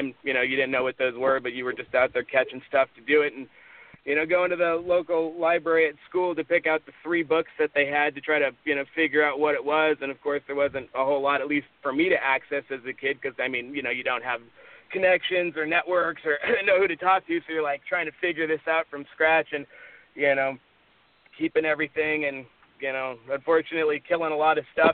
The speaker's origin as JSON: {"language": "English", "town": "Las Vegas", "region": "Nevada", "country": "United States", "tie": "born or raised there", "moved": "yes", "said": "I grew up in Las Vegas, Nevada"}